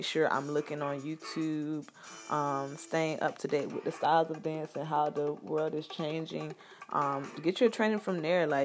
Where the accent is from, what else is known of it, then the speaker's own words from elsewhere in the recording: Florida, United States; my home state, Florida